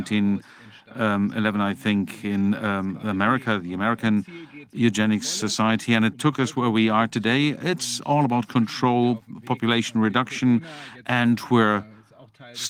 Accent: Bremen, Germany; I'm from Bremen

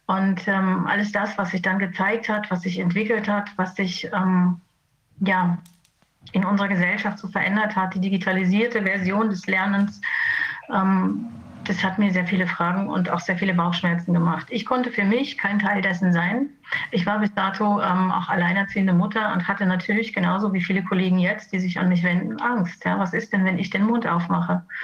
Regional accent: Germany; Also ich komme aus der DDR.

